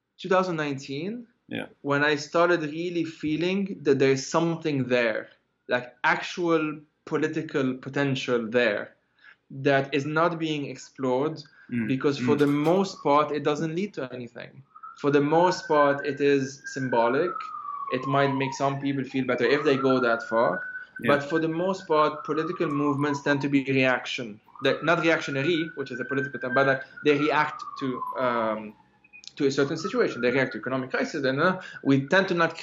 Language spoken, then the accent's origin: English; Lebanon; moved away; we are protesters from Lebanon